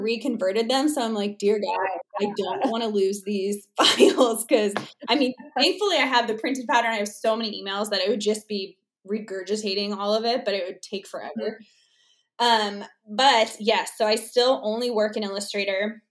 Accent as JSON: {"language": "English", "region": "Arizona", "country": "United States", "said": "I'm from Arizona"}